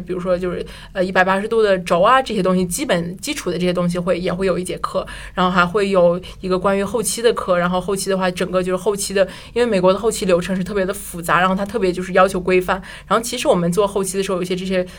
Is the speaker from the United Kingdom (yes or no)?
no; China; moved away; 班里就我一个中国人